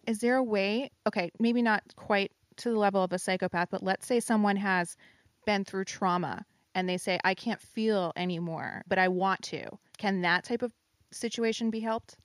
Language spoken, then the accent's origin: English; New Jersey, United States; moved away; I am in my home state of New Jersey